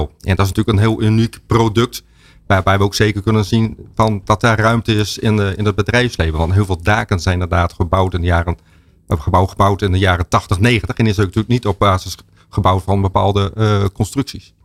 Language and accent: Dutch; Stadskanaal, Groningen, Netherlands; Ik kom zelf uit Stadskanaal